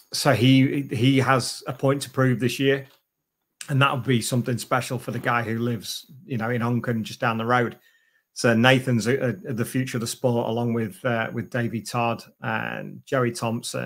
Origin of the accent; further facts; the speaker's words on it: United Kingdom; it's only 45 minutes from my hometown.